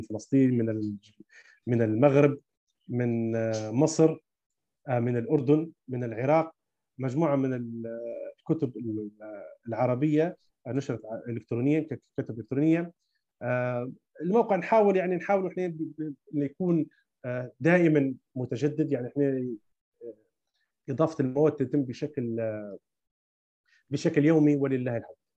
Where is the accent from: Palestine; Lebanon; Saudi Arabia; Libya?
Libya; كاتب ليبي